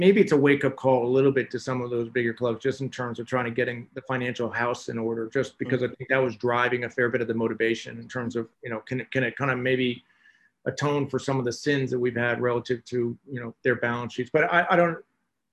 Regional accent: United States; as an American

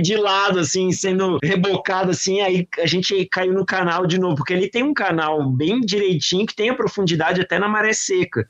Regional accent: Florianópolis, Santa Catarina, Brazil; moved away; Florianópolis é minha terra natal

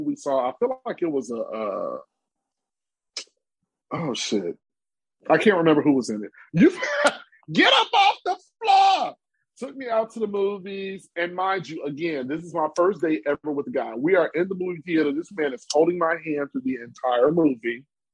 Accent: Chicago, Illinois, United States; I'm from Chicago

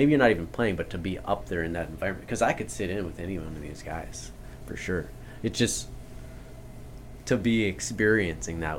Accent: North Dakota, United States; I grew up in North Dakota

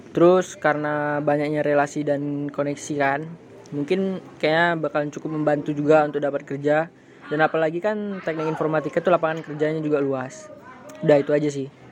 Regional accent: Sumatra, Indonesia

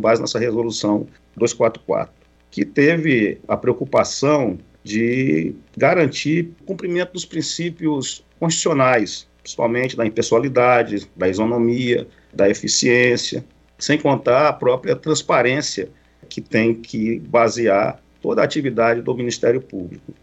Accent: Cruzeiro do Sul, Acre, Brazil; Cruzeiro do Sul, que é minha terra natal, no interior do Acre

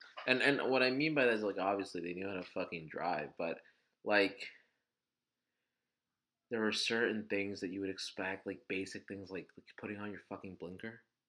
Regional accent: New Jersey, United States; We're from New Jersey.

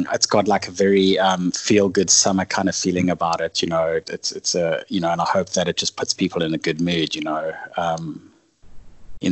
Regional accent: South Africa; a fusion of growing up in South Africa and having European heritage

